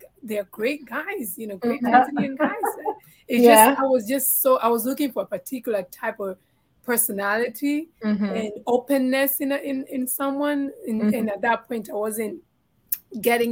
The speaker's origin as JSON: {"language": "English", "country": "Tanzania", "second_language": "English", "moved": "yes", "said": "I'm from Tanzania"}